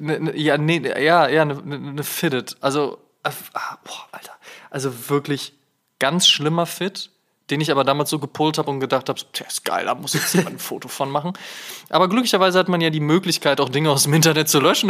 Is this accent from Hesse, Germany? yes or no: no; Münster, North Rhine-Westphalia, Germany; moved away; nach Münster gefahren, in meine alte Heimat